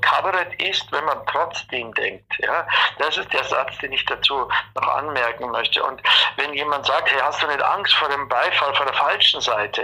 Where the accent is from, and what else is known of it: Bavaria, Germany; accent: Bavarian